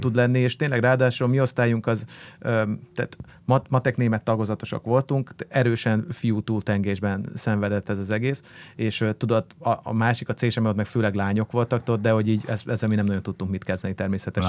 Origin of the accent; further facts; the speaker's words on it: Budapest, Hungary; akkor meg ahol felnőttem, az a panel